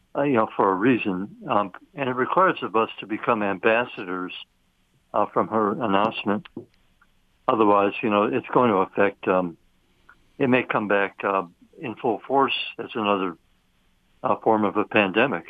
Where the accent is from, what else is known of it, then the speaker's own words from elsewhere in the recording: Chicago, Illinois, United States; now in New York, United States; I'm a Midwesterner myself, obviously raised in Chicago